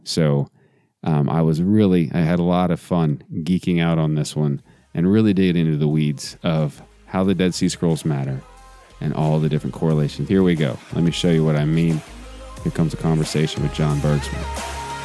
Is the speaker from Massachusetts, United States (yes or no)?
no; Texas, United States; I grew up in Texas, so we call them toboggans